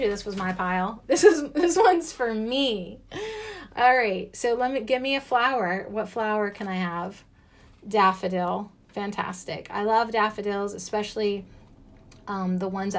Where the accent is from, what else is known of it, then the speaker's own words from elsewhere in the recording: United States; as an American